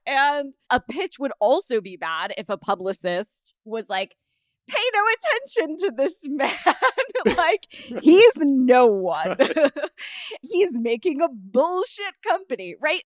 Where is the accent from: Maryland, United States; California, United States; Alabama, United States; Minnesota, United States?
California, United States; Los Angeles; I'm from Los Angeles